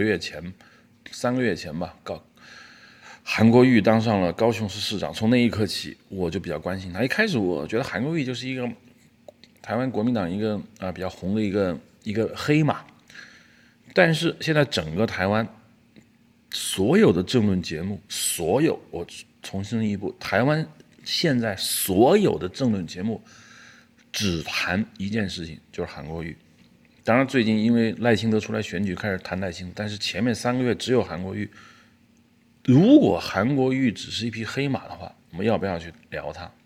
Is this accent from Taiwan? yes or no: no; China